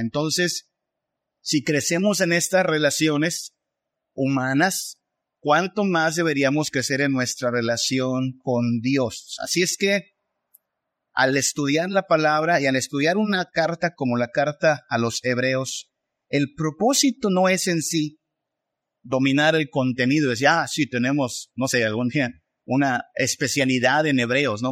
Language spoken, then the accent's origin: Spanish; Mexico; pensamos más como mexicanos, pensamos más como latinos